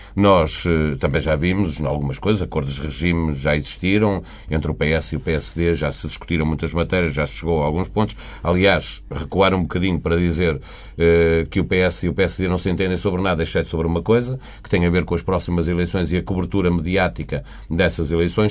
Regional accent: Portugal; eu eh, sendo português, gostava de viver na Suécia

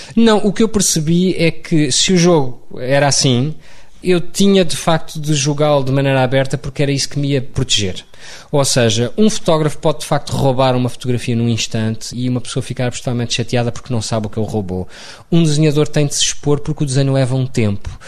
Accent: Lisbon, Portugal; also born or lived in London; Nasci em Lisboa, mas era um rapaz do campo

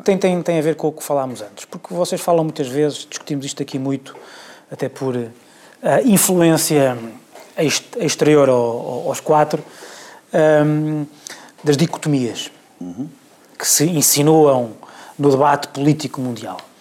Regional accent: Portugal; eu, como português

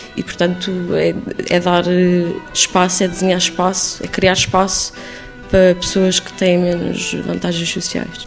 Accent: Lisbon, Portugal; also born or lived in Islington, London; now in London, United Kingdom; ter nascido e crescido em Lisboa

